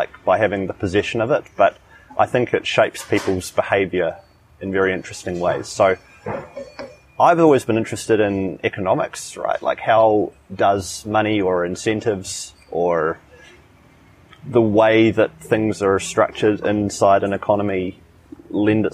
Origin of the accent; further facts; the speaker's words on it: New Zealand; moved away as an adult; now in Chiang Mai, Thailand; I'm from New Zealand